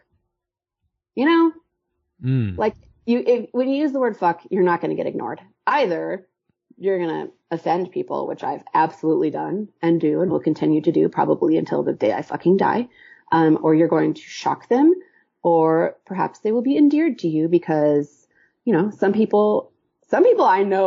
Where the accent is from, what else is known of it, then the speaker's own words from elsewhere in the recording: Kansas City, Missouri, United States; moved away as an adult; also born or lived in New York; now in Kansas City, United States; I moved away from Kansas City when I was 18